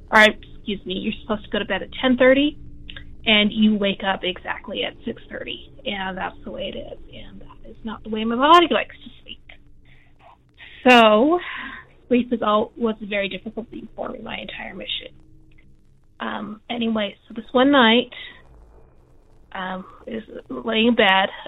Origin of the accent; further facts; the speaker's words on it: Utah, United States; I'm, like I said, I'm from Utah. I grew up Mormon.